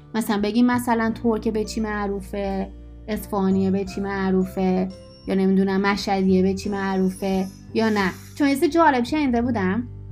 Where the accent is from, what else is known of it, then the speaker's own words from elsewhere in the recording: Isfahan, Iran; moved away; also born or lived in Tehran; من دهنم رو باز کنم همه میفهمن من اسفانیم